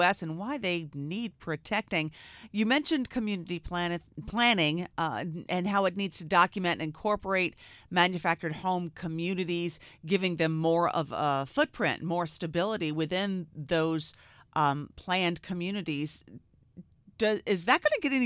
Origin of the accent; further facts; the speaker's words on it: South Carolina, United States; I'm from South Carolina